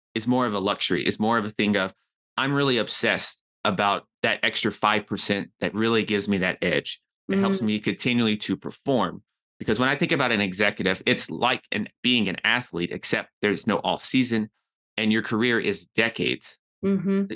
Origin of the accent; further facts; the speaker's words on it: Nashville, Tennessee, United States; moved away as an adult; also born or lived in New York City; I'm from Nashville, Tennessee.